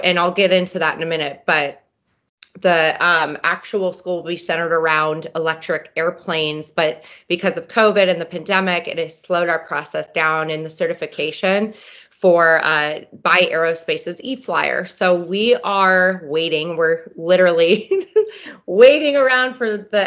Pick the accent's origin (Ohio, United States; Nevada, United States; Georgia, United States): Nevada, United States; Reno; we always grew up around airplanes out at the Stead Airport